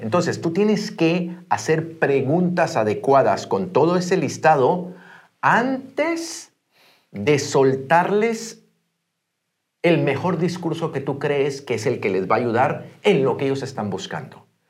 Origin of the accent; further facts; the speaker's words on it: Guatemala; moved away; yo soy guatemalteco, pero estoy haciendo el negocio dentro de Iberia